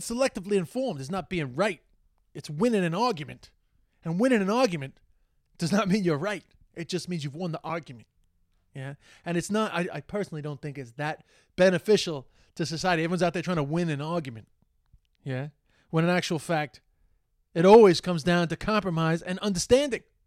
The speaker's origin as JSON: {"language": "English", "town": "New York City", "region": "New York", "country": "United States", "tie": "born or raised there", "said": "I'm from Flushing"}